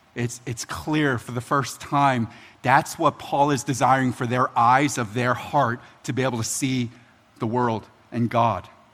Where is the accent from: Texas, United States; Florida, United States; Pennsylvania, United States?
Pennsylvania, United States; Philadelphia; now in Baltimore, United States; It's home to me, but I'm originally from Philly.